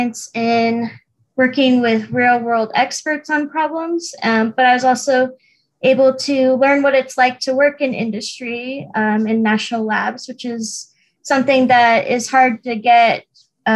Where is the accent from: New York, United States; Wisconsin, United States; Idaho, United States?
Idaho, United States; Boise; moved away as an adult; now in Utah, United States; I'm originally from Boise, Idaho, so I did my undergraduate work at Boise State University